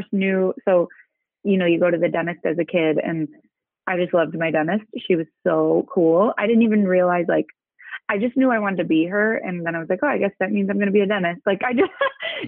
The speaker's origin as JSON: {"language": "English", "town": "Chicago", "region": "Illinois", "country": "United States", "tie": "born or raised there", "said": "south suburbs of Chicago. So born and raised, still kind of in the same area"}